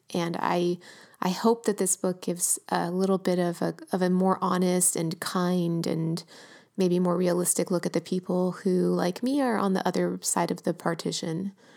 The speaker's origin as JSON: {"language": "English", "town": "Los Angeles", "region": "California", "country": "United States", "tie": "born or raised there", "said": "my hometown, working class"}